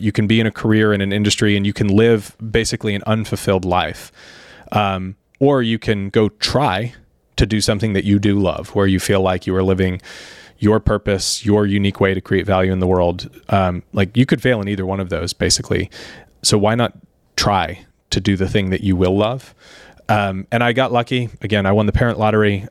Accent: Sarasota, Florida, United States; growing up in Florida

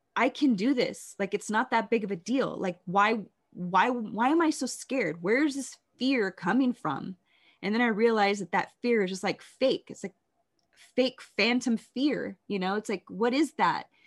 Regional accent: Las Vegas, Nevada, United States; growing up in Las Vegas

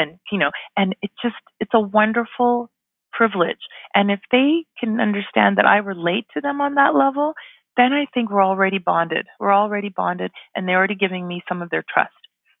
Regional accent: Canada; also born or lived in Ghana; I'm an immigrant myself in Canada here. I was born in Ghana in West Africa. We moved to Canada when I was 5. So for me, immigration is personal.

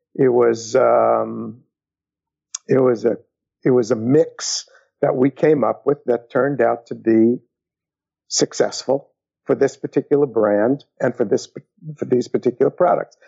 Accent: New York City, New York, United States; I was brought up in New York City

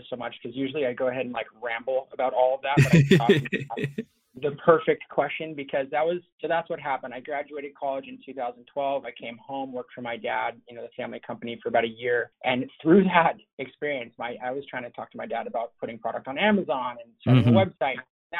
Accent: Los Angeles, California, United States; My dad was an importer of eyewear for like 40 years. So growing up

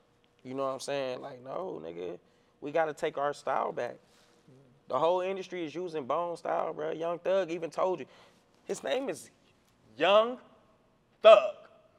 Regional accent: Cleveland, Ohio, United States; I'm from Cleveland, nigga. I live 10 minutes from bone.

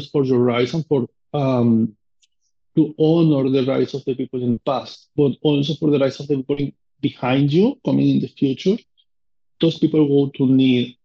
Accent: Amazonas, Venezuela; English is a second language; moved away as an adult; now in United States; from where I come from Venezuela, from South America

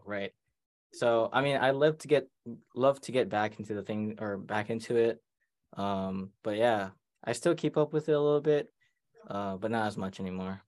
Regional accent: Maui, Hawaii, United States; moved away as an adult; now in Oregon, United States; I'm from Hawaii, which is quite far away from here.

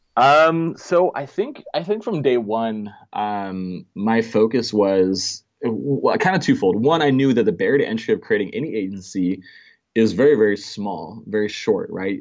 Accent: Denmark; moved away as an adult; now in Orange County, United States; So I'm actually originally from Denmark. I was born and raised there. Um, came over here when I was about twenty-one.

